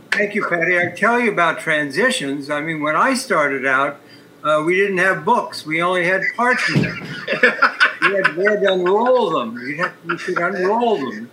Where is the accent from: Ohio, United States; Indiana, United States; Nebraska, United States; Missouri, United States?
Ohio, United States; Columbus; my hometown, Columbus, Ohio